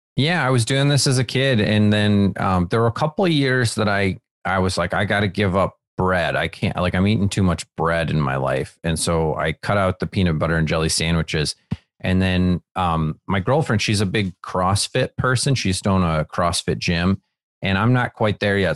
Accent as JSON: {"language": "English", "region": "Wisconsin", "country": "United States", "tie": "born or raised there", "moved": "yes", "lives_now": "Los Angeles, United States", "said": "when I was growing up in Wisconsin"}